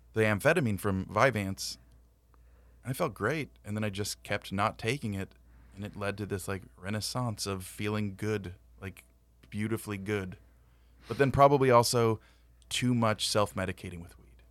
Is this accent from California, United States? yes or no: yes; Whittier, California, United States; also born or lived in San Antonio; I was born in Whittier, John Greenleaf Whittier.